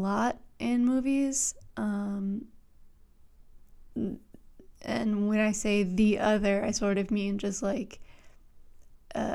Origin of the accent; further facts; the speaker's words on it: Louisiana, United States; I'm from Louisiana